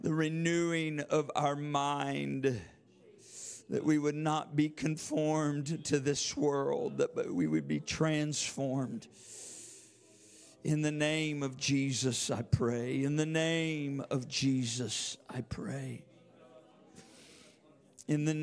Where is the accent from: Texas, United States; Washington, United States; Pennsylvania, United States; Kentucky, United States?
Washington, United States; Yakima; I'm from Yakima